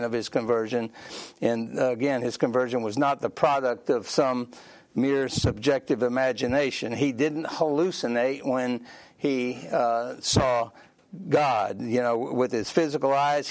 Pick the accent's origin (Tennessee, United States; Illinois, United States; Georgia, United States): Georgia, United States; Sandy Springs; growing up in Sandy Springs, all my friends were Baptist.